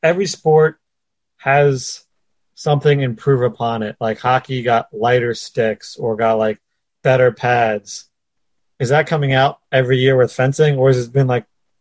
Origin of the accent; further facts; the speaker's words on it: United States; I'm an American.